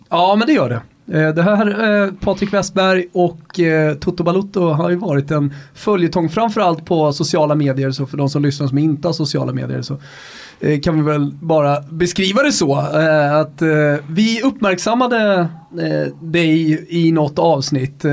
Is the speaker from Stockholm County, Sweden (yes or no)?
yes; Rönninge, Stockholm County, Sweden; i Rönninge där jag kommer ifrån